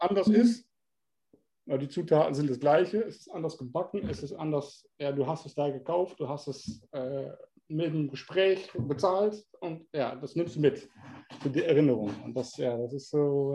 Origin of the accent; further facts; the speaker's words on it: Germany; now in Netherlands; weil du Deutscher bist